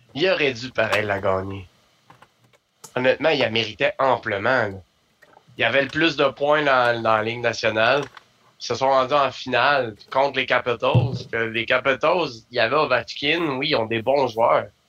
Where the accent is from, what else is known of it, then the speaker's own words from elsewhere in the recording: Quebec, Canada; On est Québécois